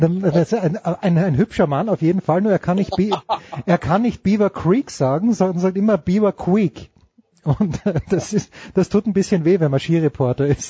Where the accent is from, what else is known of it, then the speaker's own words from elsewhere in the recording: Austria; wir Österreicher